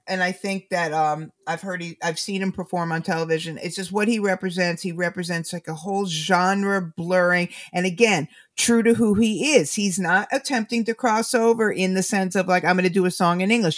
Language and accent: English; United States; I'm an American